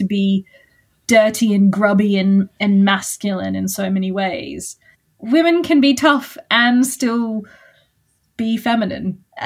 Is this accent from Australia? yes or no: yes; Australia; as an Australian